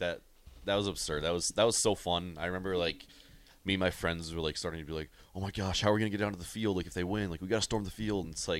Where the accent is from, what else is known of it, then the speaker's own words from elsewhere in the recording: North Dakota, United States; moved away as an adult; now in Nebraska, United States; I'm from North Dakota, so it's quite a jaunt for me to go home.